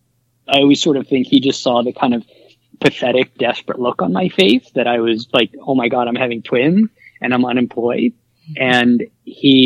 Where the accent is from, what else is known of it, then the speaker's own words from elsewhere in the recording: Philadelphia, Pennsylvania, United States; moved away as an adult; now in New York, United States; I was born and raised in Philly